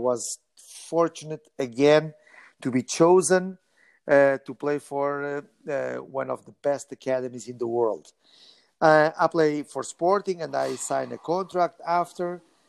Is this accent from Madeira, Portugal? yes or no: no; Lisbon, Portugal; moved away; also born or lived in London; I was born in Lisbon.